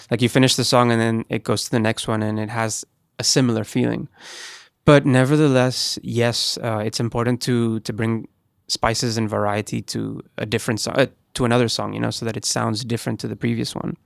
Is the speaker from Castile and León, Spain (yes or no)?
no; Gran Canaria, Canary Islands, Spain; moved away; I'm from Spain, um, I lived in Gran Canaria